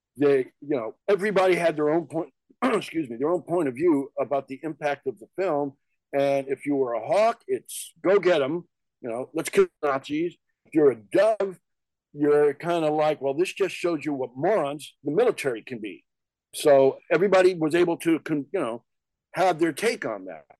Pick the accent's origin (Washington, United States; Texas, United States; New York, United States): New York, United States; also born or lived in New Jersey; now in Los Angeles, United States; I live in LA. I was born in New York. And, and, like you, I spent a number of years in New Jersey